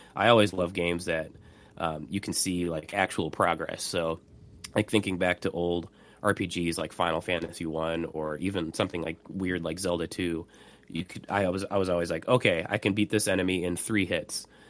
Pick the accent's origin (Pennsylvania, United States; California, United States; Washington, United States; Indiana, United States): Indiana, United States; Indianapolis; my hometown, Indianapolis